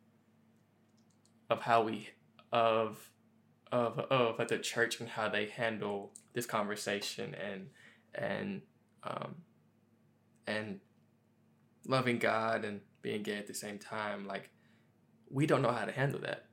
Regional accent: Memphis, Tennessee, United States; me growing up in Memphis, Tennessee, in the South as well

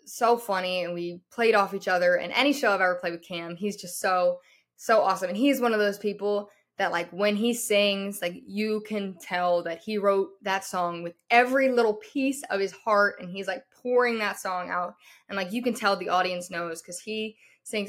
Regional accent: Louisiana, United States; moved away as an adult; also born or lived in Nashville; I'm from Louisiana. That's where I'm at right now for the summer

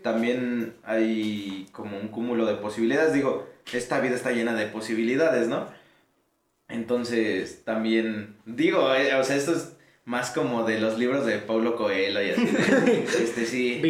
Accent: Mexico; also born or lived in Pantitlán, Mexico City / Ecatepec, State of Mexico; yo crecí en Pantitlán y en Ecatepec a la vez

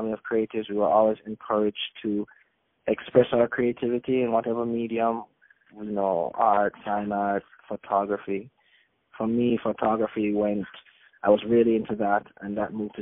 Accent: Jamaica; I grew up in Jamaica. Jamaica's my homeland. I grew up in the country

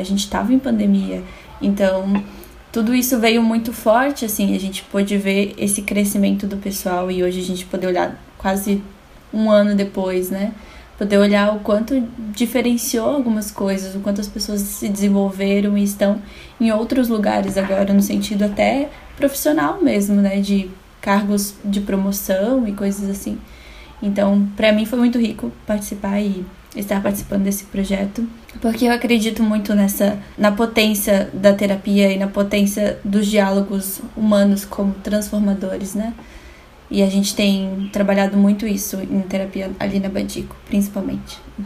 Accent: Florianópolis, Santa Catarina, Brazil; sou de Floripa, sou do Brasil aqui

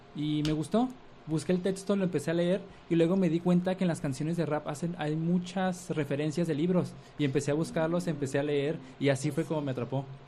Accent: Mexico; nos pensamos como mexicanos

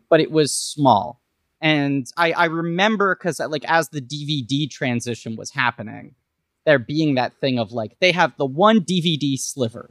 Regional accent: New York City, New York, United States; I grew up in New York City

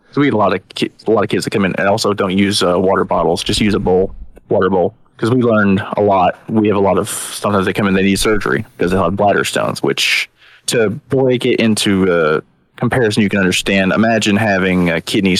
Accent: Alabama, United States; because we're from Alabama.

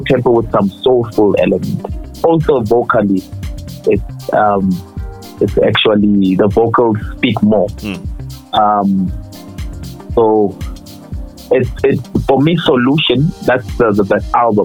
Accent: Limpopo, South Africa; I'm Tsonga, by the way, I'm from Limpopo.

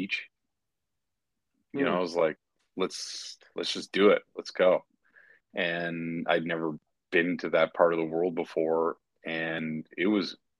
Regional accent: Canada; I'm Canadian

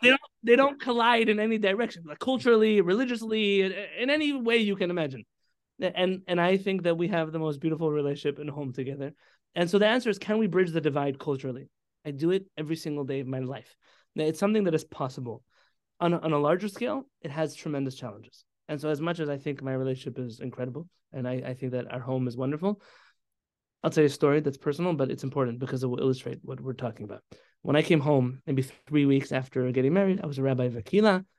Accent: San Diego, California, United States; also born or lived in Baltimore / Israel; I grew up here in San Diego

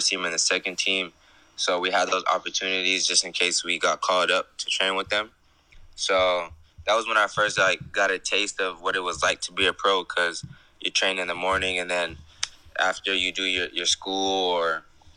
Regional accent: West Coast, United States; I'm from the West Coast

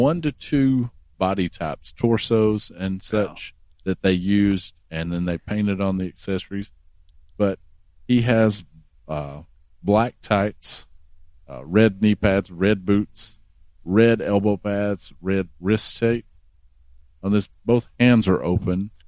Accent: the South, United States; I'm from the South

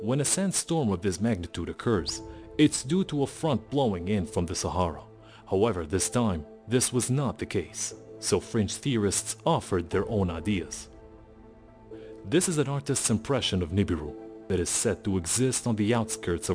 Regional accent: Syria; my home country of Syria

